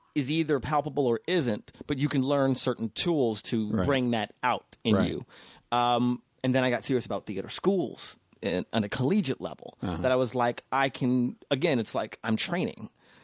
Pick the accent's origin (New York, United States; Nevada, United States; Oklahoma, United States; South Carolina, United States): Nevada, United States; Las Vegas; growing up in Vegas, I got actually just in Vegas last weekend because I went to this performing arts high school in Vegas Las Vegas Academy.